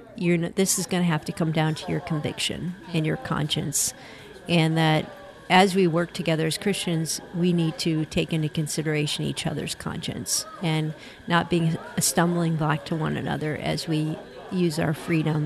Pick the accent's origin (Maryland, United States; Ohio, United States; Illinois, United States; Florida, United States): Ohio, United States; Cleveland; right here in my hometown, Cleveland, Ohio.